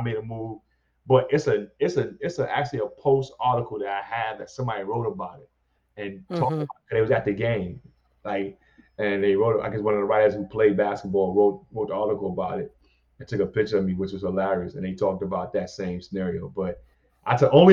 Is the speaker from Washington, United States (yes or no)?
no; New York City, New York, United States; while I was growing up in New York City